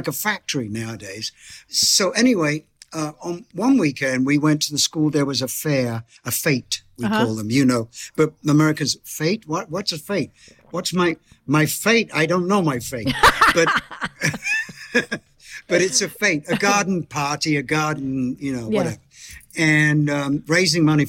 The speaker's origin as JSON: {"language": "English", "town": "Bromley", "region": "London", "country": "United Kingdom", "tie": "born or raised there", "also_born_or_lived": "Beckenham", "said": "I was born in Beckenham Hospital and lived in the area of Bromley."}